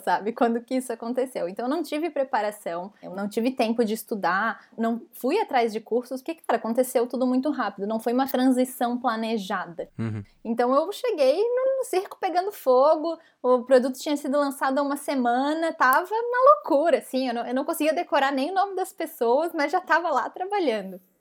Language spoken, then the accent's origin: Portuguese; Brazil; moved away as an adult; eu sou a única PM estrangeira lá dentro. E tem mais um dev também, que é brasileiro